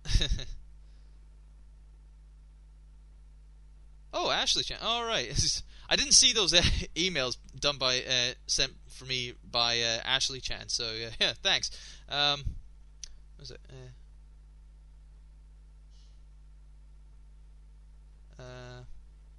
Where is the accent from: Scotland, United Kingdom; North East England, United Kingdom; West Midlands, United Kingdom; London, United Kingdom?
Scotland, United Kingdom; I am Scottish.